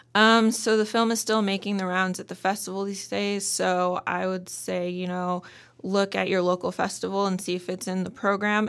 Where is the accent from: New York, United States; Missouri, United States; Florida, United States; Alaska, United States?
Alaska, United States; Juneau; Born and raised in Alaska, raised in my culture, grew up dancing and singing